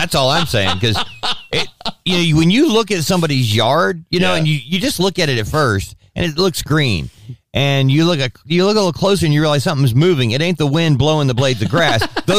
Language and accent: English; United States; because I'm an American